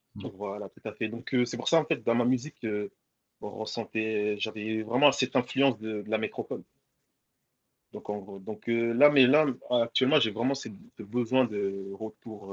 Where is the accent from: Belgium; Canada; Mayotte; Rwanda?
Mayotte; now in Lille, France; rappeur de Lille euh, donc, euh, originaire de Mayotte, euh, je suis né là-bas